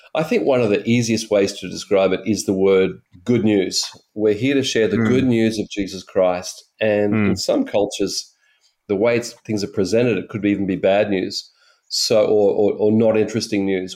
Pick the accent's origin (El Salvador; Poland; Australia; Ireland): Australia; I'm an Australian